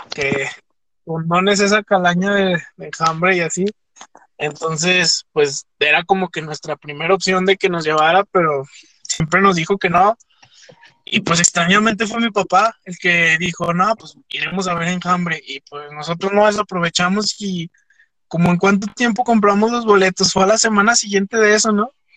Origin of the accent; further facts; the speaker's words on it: Fresnillo, Zacatecas, Mexico; nosotros, que somos de Fresnillo